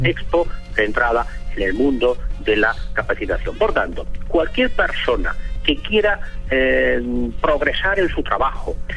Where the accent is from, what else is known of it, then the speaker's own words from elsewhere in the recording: Barcelona, Catalonia, Spain; yo soy español, soy de Barcelona